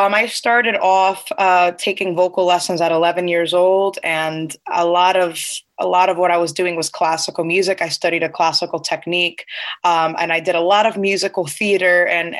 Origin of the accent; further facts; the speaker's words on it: United States; born there; I am Cuban and I'm first generation American. I was born here in America.